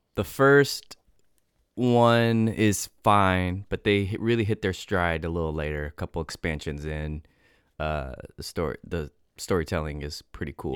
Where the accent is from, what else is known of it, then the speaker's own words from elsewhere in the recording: United States; as an American person